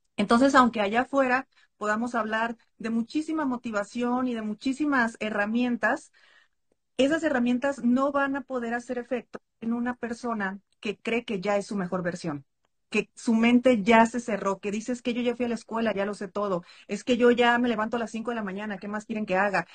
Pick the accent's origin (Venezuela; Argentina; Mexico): Mexico; soy mexicana